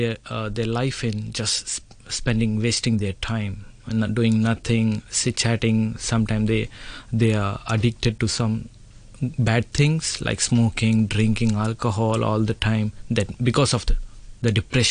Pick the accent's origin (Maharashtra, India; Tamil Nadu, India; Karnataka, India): Maharashtra, India; Mumbai; moved away as an adult; now in Hong Kong; I have been in Hong Kong for the last 4 years. I'm from India. And in India, I'm from Bombay.